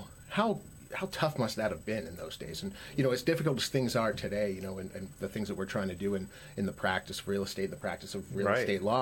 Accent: Philadelphia, Pennsylvania, United States; moved away as an adult; also born or lived in New Hampshire / Vermont; now in Massachusetts, United States; My background, I come from Philadelphia originally, though a long time ago.

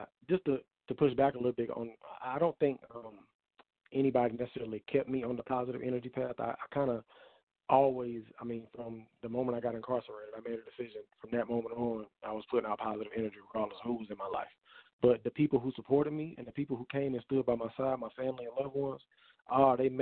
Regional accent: Durham, North Carolina, United States; I'm from Durham, born and raised in Durham

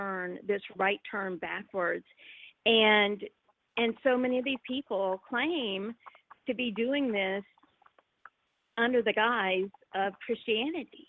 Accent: North Florida, United States; I grew up in North Florida, and I'm Southern

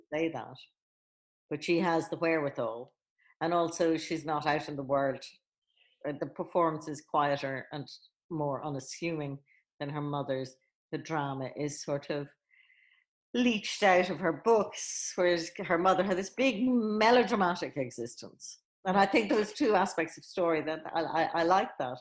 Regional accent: Ireland; I was in Catholic school growing up in Ireland

